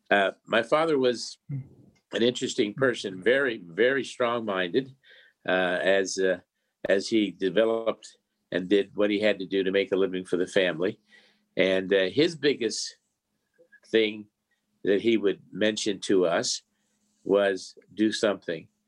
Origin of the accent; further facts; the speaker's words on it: Morgantown, West Virginia, United States; Well, we started uh, way back in Morgantown, West Virginia, when my grandfather first came to this country uh, from the uh, Abruzzi region of Italy.